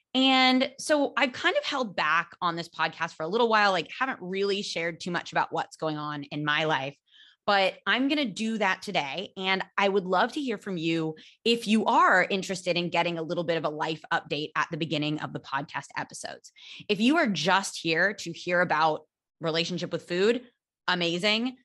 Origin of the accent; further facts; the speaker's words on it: California, United States; now in Barcelona, Spain; I am American. I'm from California